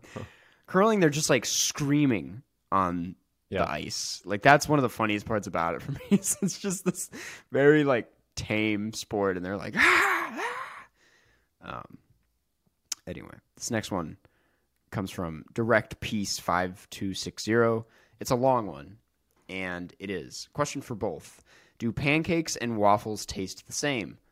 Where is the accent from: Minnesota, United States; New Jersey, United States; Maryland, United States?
Minnesota, United States; I'm from Minnesota